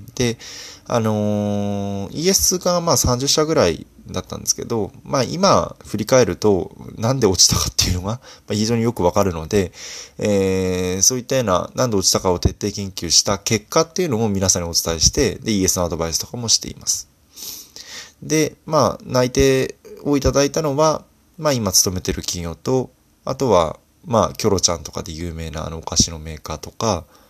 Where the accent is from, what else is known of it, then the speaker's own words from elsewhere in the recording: Fukui, Japan; moved away; 私自身福井出身なので